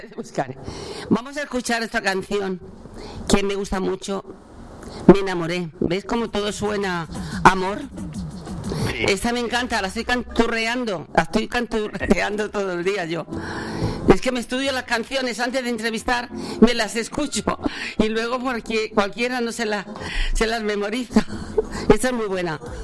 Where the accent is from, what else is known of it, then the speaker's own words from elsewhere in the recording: Linares, Andalusia, Spain; moved away; mi pueblo